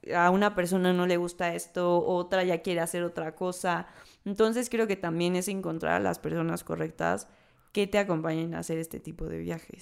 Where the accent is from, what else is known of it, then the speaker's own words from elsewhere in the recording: Mexico; como mexicanos